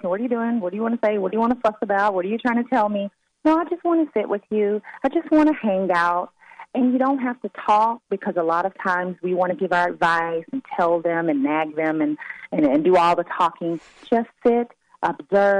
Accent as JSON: {"language": "English", "region": "the South", "country": "United States", "said": "I'm from the South"}